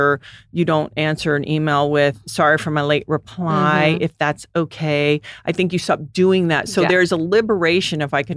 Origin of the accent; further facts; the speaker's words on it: U.S. Virgin Islands; Well, I grew up in the Virgin Islands and everyone went hard.